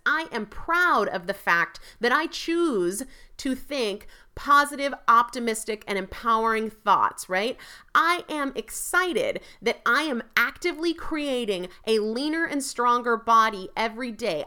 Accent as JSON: {"language": "English", "region": "New England", "country": "United States", "said": "I'm from New England, I'm a Yankee"}